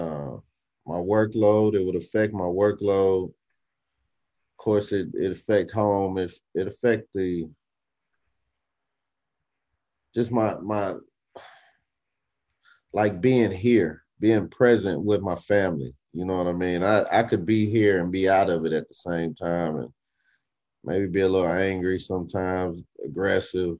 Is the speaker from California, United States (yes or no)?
no; Arkansas, United States; moved away as an adult; now in Texas, United States; I'm from Arkansas, but I moved here to Texas. Like when I was back home in Arkansas